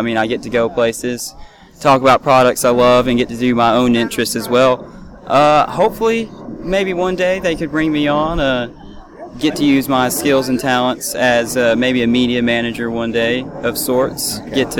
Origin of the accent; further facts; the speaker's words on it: Bowling Green, Kentucky, United States; me and my family, Chad, my brother over there that's actually helping us today, we're from Bowling Green